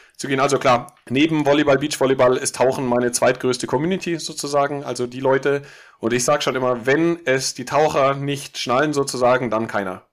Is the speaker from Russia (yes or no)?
no; Munich, Bavaria, Germany; ich komme aus München